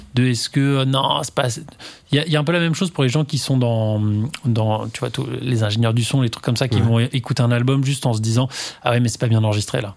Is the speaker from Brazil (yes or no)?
no; Normandy, France; j'ai grandi en Normandie